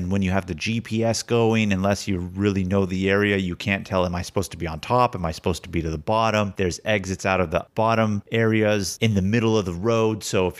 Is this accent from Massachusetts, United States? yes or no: no; Northern California, United States; We're from Northern California.